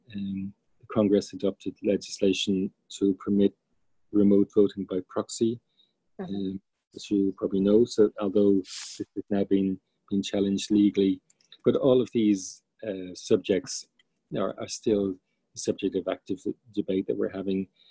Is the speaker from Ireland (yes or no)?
yes; Ireland; moved away as an adult; now in United States; as an Irish person